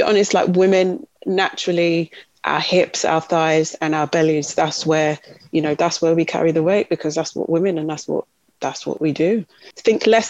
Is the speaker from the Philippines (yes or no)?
no; Kent, South East England, United Kingdom; also born or lived in Leicester / London; We grew up in Kent. So we grew up outside of London.